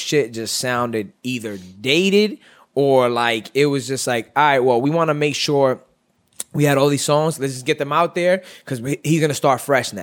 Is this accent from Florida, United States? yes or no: no; New York City, New York, United States; I'm from Brooklyn, nigga. East New York, late 80s, early 90s.